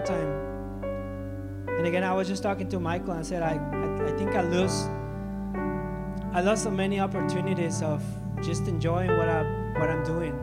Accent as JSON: {"language": "English", "town": "Ciudad Juárez", "region": "Chihuahua", "country": "Mexico", "tie": "born or raised there", "lives_now": "Chihuahua, Mexico", "said": "I'm from Mexico. I was born and raised in Juarez"}